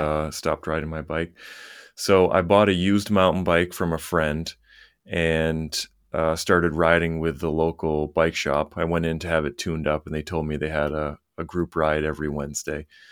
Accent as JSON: {"language": "English", "town": "Lewiston", "region": "Maine", "country": "United States", "tie": "born or raised there", "said": "I grew up in Lewiston, Maine, which is, um, about thirty miles north of Portland, Maine."}